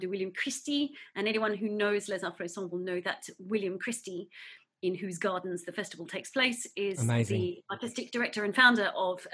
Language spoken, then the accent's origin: English; Newcastle, New South Wales, Australia; moved away as an adult; now in United Kingdom; In Newcastle, so only about 50 kilometres away from you.